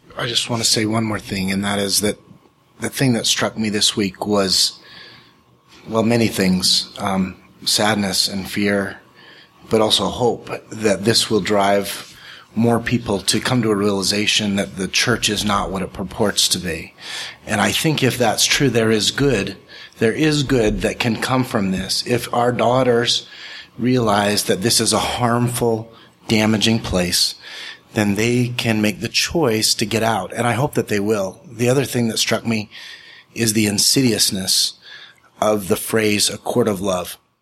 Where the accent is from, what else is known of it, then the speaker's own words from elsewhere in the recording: Salt Lake City, Utah, United States; also born or lived in North Carolina; I'm a fourth generation lawyer in Utah. Um, I grew up on the East Bench